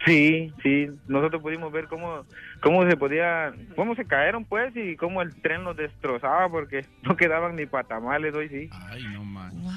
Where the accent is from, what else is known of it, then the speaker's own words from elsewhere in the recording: El Salvador; moved away; Yo soy salvadoreño